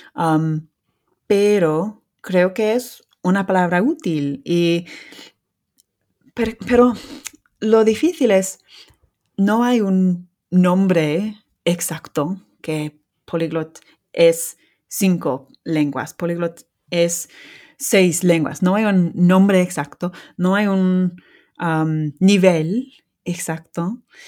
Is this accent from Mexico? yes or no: no; England, United Kingdom; first language English; Spanish is a second language; soy lince de Inglaterra